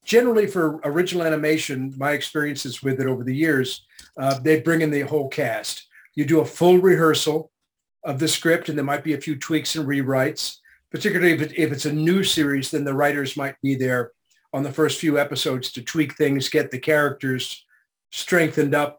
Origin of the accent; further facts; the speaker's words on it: Canada; I was born in Canada